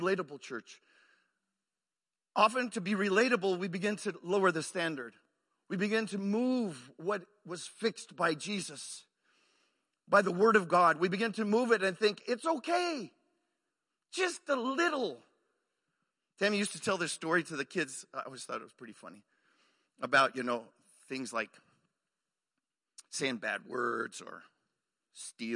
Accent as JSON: {"language": "English", "region": "Arizona", "country": "United States", "tie": "born or raised there", "also_born_or_lived": "Waco, Texas / Mexico", "moved": "as an adult", "lives_now": "Oklahoma, United States", "said": "I grew up in Arizona"}